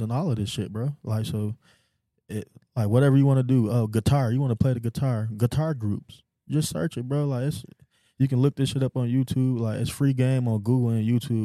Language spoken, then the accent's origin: English; Houston, Texas, United States; moved away; also born or lived in North Lansing, Michigan; I was from the hood. I was from a little bitty town called Cloverleaf in Houston, Texas